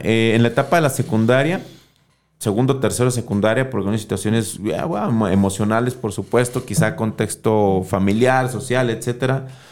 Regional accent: Guadalajara, Jalisco, Mexico; Desde mis cinco años llegué a Miravalle y después de los cinco años, pues ya hasta la fecha

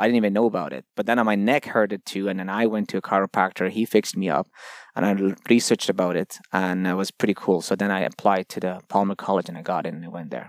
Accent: Toronto, Ontario, Canada; also born or lived in Iran; originally from Iran, but grew up in, um, Toronto ever since I was thirteen

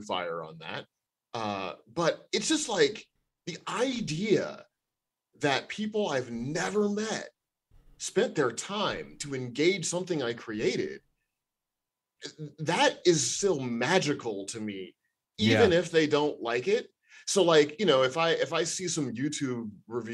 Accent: St. Louis, Missouri, United States; I grew up in St. Louis, you know, single parent home

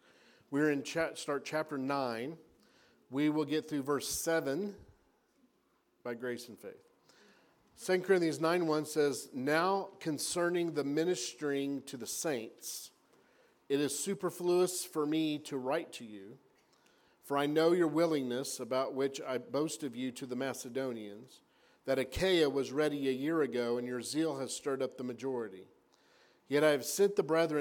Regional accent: Oklahoma, United States; I'm from Oklahoma

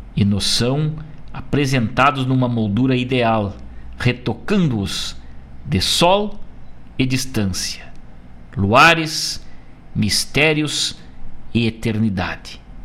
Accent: Rosário do Sul, Rio Grande do Sul, Brazil; lá da minha terra, Rosário do Sul

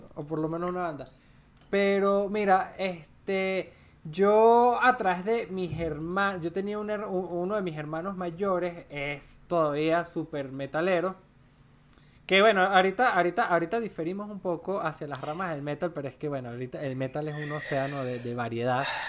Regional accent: Mérida, Venezuela; moved away as an adult; now in Colombia; soy andino, soy de Mérida

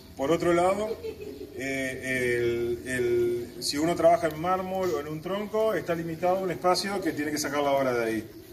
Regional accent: Montevideo, Uruguay; now in Paso de los Toros, Uruguay; Yo nací en Montevideo, pero mi lugar en el mundo es Tacuarembó, Paso los Toros.

